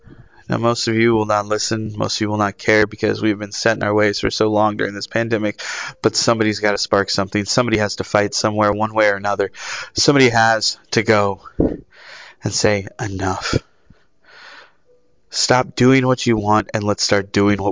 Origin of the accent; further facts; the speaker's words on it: United States; as an American people